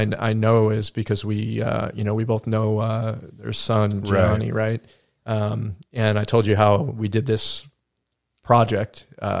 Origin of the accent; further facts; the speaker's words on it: Manhattan, New York, United States; now in Wilmington, United States; I come from Manhattan. I had lived there previously for quite a while before moving to Wilmington